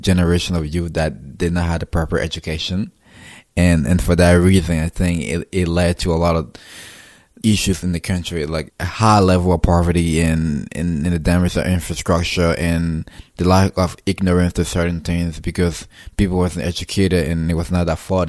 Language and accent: English; Robertsport, Grand Cape Mount County, Liberia; moved away as an adult; now in United States; I was born and grew up in Robertsport, so I've basically lived my entire life in Robertsport